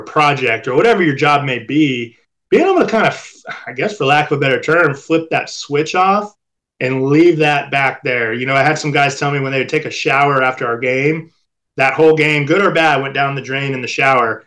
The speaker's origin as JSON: {"language": "English", "area": "Orange County", "region": "California", "country": "United States", "tie": "born or raised there", "said": "We grew up in Orange County, California, so a beautiful place to grow up."}